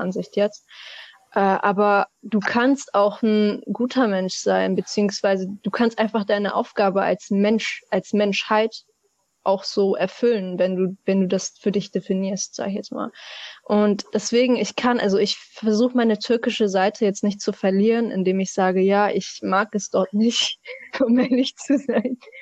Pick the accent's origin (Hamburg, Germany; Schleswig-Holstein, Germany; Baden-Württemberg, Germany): Hamburg, Germany; meine Heimat ist Hamburg, meine Eltern kommen aus der Türkei